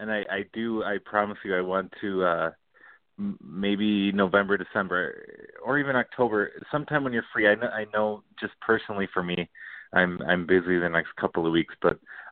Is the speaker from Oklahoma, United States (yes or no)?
no; Cottage Grove, Minnesota, United States; also born or lived in Massachusetts / St. Paul; I grew up in Cottage Grove